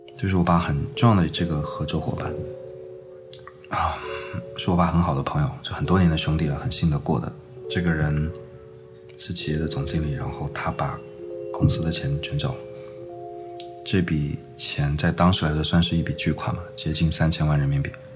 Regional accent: Changsha, Hunan, China; moved away; also born or lived in Shenzhen; 我是八五年，就是五月份出山寨湖南长沙，那是我的故乡

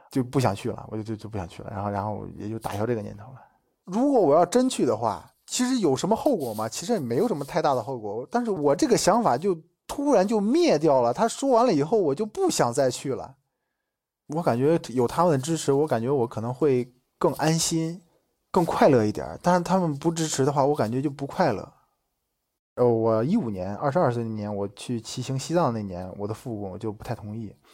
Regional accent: Shijiazhuang, Hebei, China; 我是来自河北石家庄，马上就要三十周岁了

